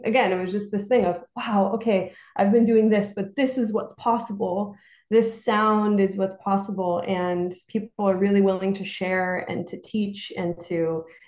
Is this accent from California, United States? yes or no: yes; Santa Barbara, California, United States; now in New York City, United States; I grew up in Santa Barbara, California